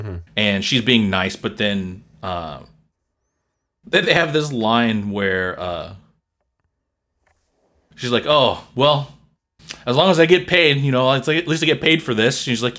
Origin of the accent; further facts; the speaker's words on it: South Korea; I grew up with them in Korea.